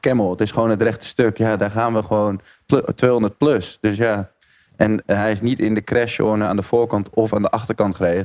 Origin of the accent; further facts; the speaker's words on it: Netherlands; als een Nederlander in de autosport